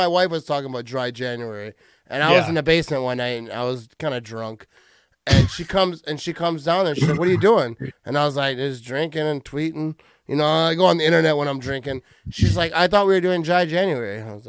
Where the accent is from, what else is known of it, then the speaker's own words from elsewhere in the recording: Wisconsin, United States; I'm from Wisconsin